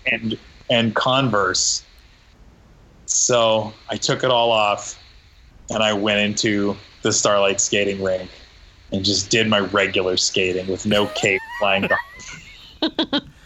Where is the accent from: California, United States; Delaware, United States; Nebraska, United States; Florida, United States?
Nebraska, United States; when I was a kid growing up in Nebraska with no money